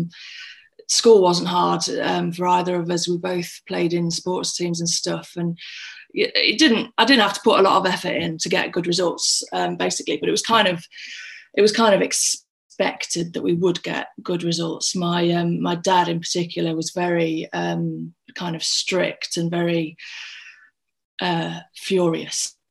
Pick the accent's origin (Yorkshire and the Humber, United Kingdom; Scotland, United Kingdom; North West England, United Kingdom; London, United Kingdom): Yorkshire and the Humber, United Kingdom; Scunthorpe; I'm from Scunthorpe. I was born in Scunny General Hospital many a year ago. And I grew up in a little village about half an hour outside of Scunny.